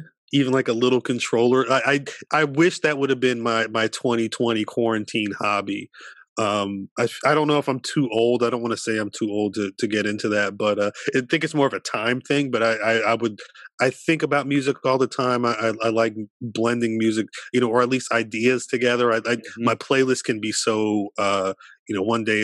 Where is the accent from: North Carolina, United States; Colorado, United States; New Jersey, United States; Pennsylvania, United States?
New Jersey, United States; where I grew up in Jersey.